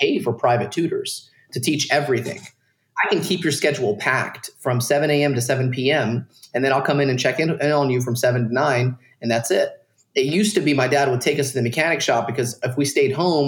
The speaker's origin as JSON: {"language": "English", "town": "Dalton", "region": "Georgia", "country": "United States", "tie": "born or raised there", "moved": "as an adult", "said": "I grew up in Dalton, Georgia, around a bunch of Mexicans"}